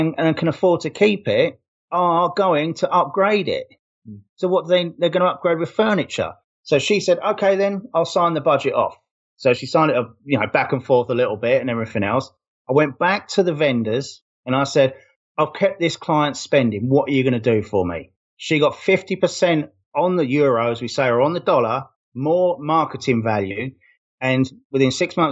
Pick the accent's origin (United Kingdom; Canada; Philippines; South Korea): United Kingdom; London; now in Las Vegas, United States; I'm from London. I live in the Las Vegas suburbs, about 10 miles east of the apocalyptic Las Vegas Strip right now.